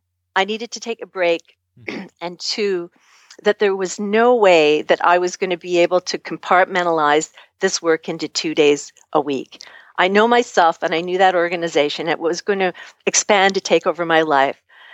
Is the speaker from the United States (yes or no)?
no; Canada; I'm from Canada